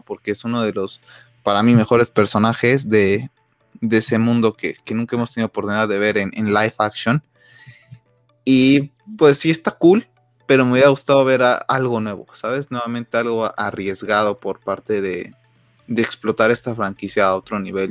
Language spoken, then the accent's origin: Spanish; Mexico; nosotros como mexicanos